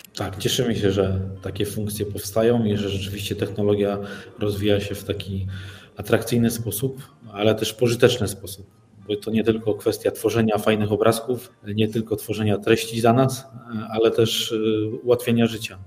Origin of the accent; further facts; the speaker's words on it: Mysłowice, Silesian Voivodeship, Poland; jestem z Mysłowic.